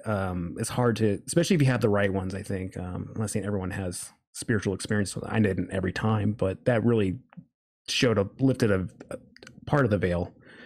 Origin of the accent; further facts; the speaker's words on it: Reno, Nevada, United States; born there; Well, I was born in Reno, Nevada.